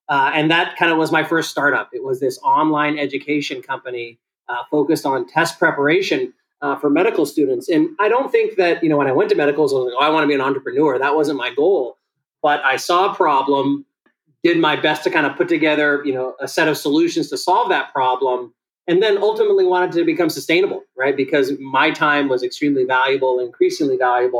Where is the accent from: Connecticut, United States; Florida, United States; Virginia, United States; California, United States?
California, United States; San Diego; The child of Ethiopian immigrants, I was born in San Diego